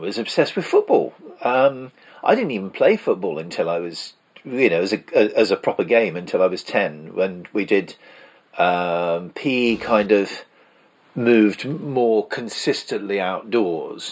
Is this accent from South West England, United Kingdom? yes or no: yes; Salisbury, South West England, United Kingdom; also born or lived in Tollgate Road, Salisbury; when I moved from the Tollgate Road to Harnham, because in Tollgate Road there were kids a lot younger than me